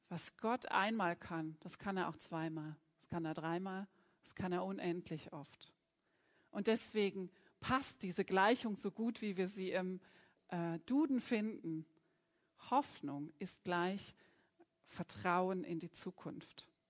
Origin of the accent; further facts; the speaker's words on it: Bremen, Germany; moved away; da geht jetzt ein Gruß in meine Heimat. Also, liebe Bremer